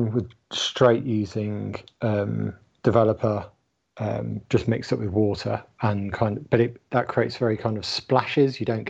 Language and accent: English; London, United Kingdom; ….